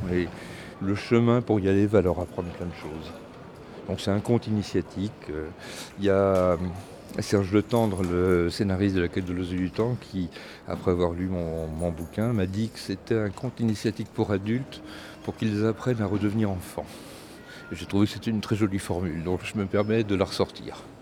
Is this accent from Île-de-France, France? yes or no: no; Breton, Brittany, France; comme on est breton, on est un peu têtu